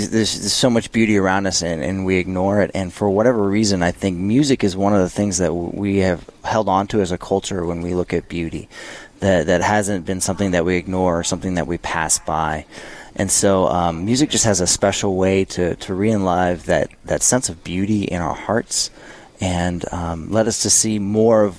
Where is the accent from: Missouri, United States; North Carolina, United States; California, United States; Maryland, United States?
Missouri, United States; St. Louis; moved away; also born or lived in Minnesota; I'm from St. Louis, Missouri